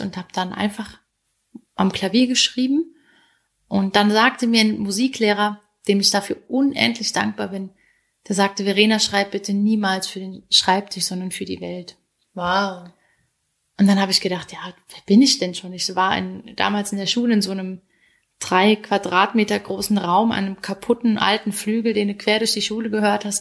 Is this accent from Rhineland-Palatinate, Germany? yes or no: yes; Hunsrück, Rhineland-Palatinate, Germany; moved away as an adult; now in Switzerland; der Hunsrück, wo ich aufgewachsen bin